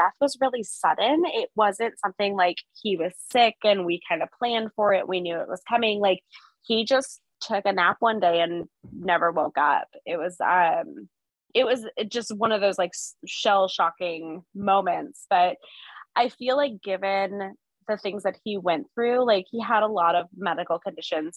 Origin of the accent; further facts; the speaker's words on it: Arizona, United States; I am an Arizona native